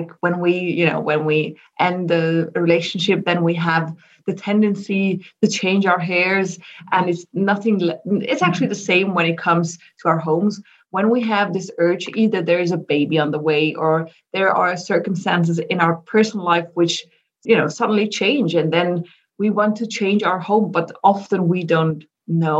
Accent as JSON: {"language": "English", "country": "Switzerland", "said": "I'm originally from Switzerland. I live in Zurich"}